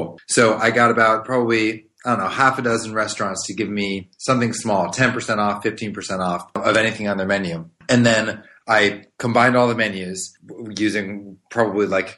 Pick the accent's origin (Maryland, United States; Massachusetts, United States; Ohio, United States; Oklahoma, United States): Maryland, United States; I grew up in Maryland, right outside DC